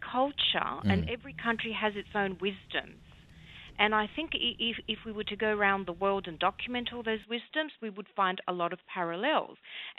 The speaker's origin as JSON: {"language": "English", "town": "Psara", "region": "North Aegean", "country": "Greece", "tie": "born or raised there", "said": "a very, very young girl growing up on the Greek island of Psara with my grandmother"}